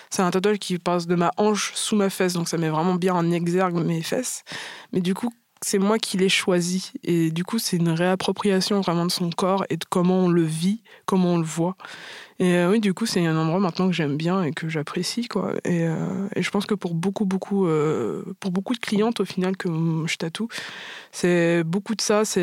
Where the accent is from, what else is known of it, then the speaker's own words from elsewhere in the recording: Martinique, France; moi je suis martiniquaise, enfin métisse martiniquaise, et j'ai toujours eu vraiment un gros complexe avec ça.